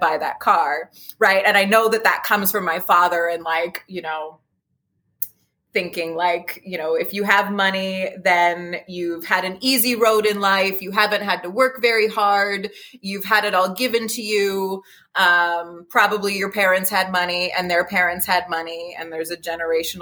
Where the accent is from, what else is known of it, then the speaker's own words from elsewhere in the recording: Bucks County, Pennsylvania, United States; growing up in Bucks County